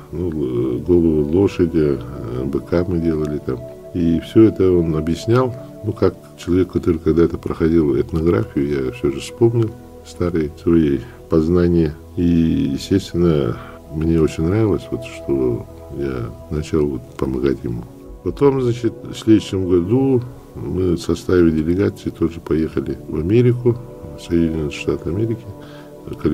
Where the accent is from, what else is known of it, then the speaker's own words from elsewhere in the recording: Vilyuysk, Sakha Republic, Russia; born there; Ну, я родился в Вилюйске, окончил Якутский государственный университет по специальности историк.